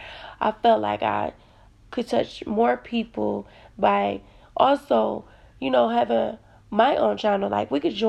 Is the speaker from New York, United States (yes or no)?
no; Detroit, Michigan, United States; I am from Detroit, Michigan